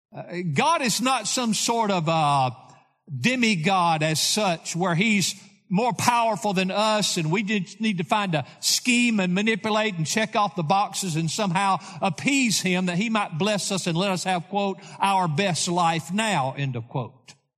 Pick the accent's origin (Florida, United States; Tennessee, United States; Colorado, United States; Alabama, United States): Tennessee, United States; Lawrenceburg; I grew up in Lawrenceburg, Tennessee